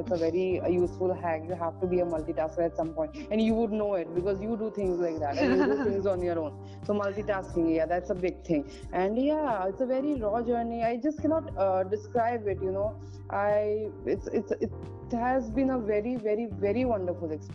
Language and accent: English; Sapekati, Charaideo district, Assam, India; now in Guwahati, India; I hail from a small village in Assam. It's called Sapekati, and it's in the Charaideo district